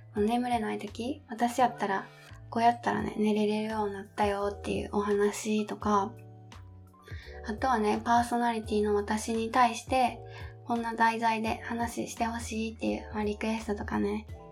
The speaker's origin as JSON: {"language": "Japanese", "region": "Kansai", "country": "Japan", "tie": "born or raised there", "accent": "Kansai dialect", "moved": "yes", "lives_now": "Kanto, Japan", "said": "私出身が、えっと、実は関西の出身"}